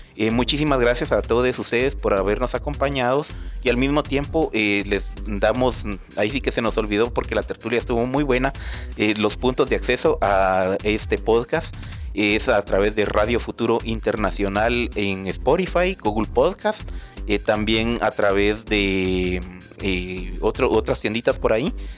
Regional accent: Guatemala; lo cual nos beneficia a todos como guatemaltecos

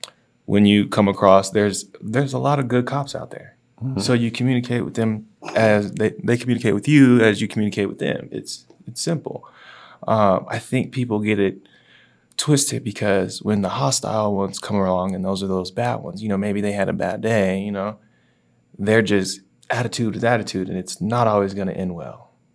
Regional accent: the South, United States; So I'm from the South

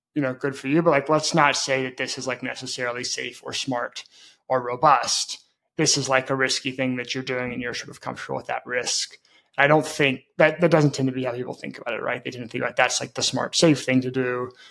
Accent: Memphis, Tennessee, United States; moved away as an adult; also born or lived in Brazil; I grew up in Memphis, Tennessee.

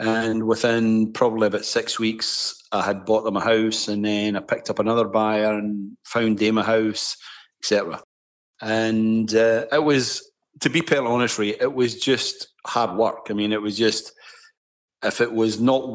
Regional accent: Scotland, United Kingdom; accent: Scottish; moved away as an adult; now in Canada; in God's country, Scotland, they talk their own dialect just to be different from the rest of the UK

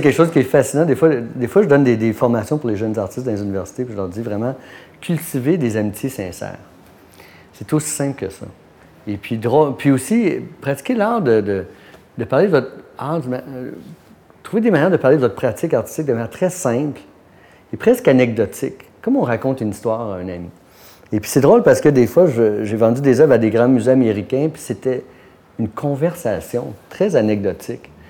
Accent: Quebec, Canada; also born or lived in Montréal-Nord, Montreal; now in Montreal, Canada; je suis né à Montréal-Nord, mais j'ai passé mon enfance dans un petit village.

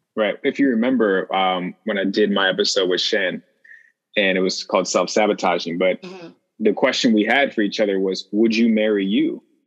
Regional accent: Chicago, Illinois, United States; my midwest upbringing being from chicago

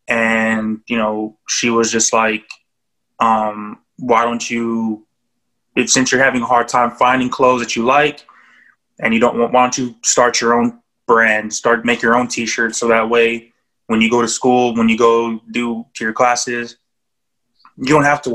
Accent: Japan; born there; And then Dynasty coming from the fact that I was born in Japan.

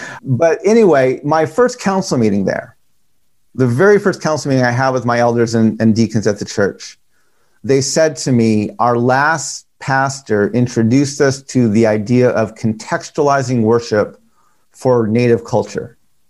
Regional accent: United States; now in Washington, D.C., United States; I grew up in a Dutch ghetto just off of the Navajo Nation, and seeing my Navajo family and grandparents every day, literally.

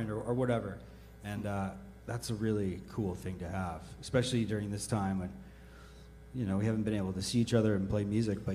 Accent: Montana, United States; I grew up in Montana

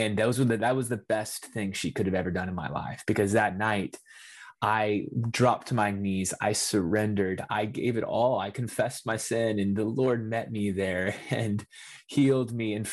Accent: north of Houston, Texas, United States; I grew up in Texas, north of Houston, about an hour outside of the city

